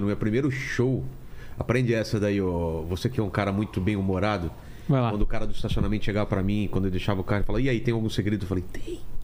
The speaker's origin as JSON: {"language": "Portuguese", "area": "ABC Paulista", "region": "São Paulo", "country": "Brazil", "said": "Eu sou do ABC"}